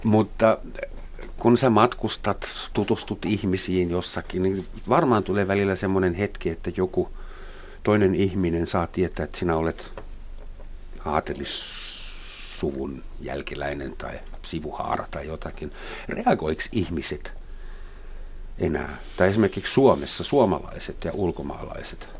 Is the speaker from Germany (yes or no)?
yes; Germany; now in Finland; mä saksalaisena